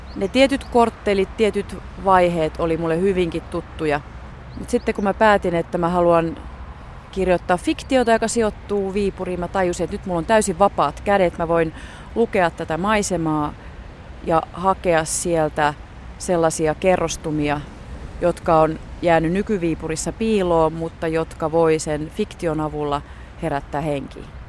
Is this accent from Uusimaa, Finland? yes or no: yes; Helsinki, Uusimaa, Finland; mun kotikaupunkini Helsinki